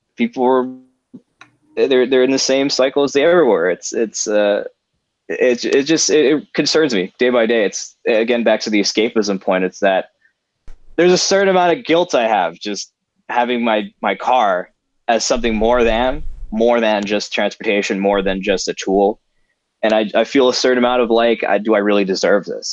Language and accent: English; South Gate, California, United States; South Central, where I grew up in Southgate